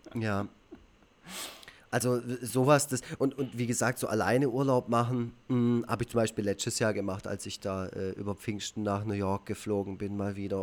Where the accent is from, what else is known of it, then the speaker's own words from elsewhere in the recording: Black Forest, Baden-Württemberg, Germany; Schwarzwald, wo ich, wo ich aufgewachsen bin